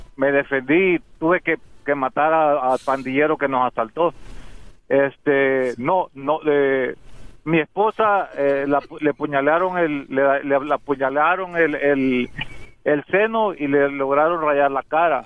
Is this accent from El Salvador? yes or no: yes; El Salvador; now in United States; yo soy salvadoreño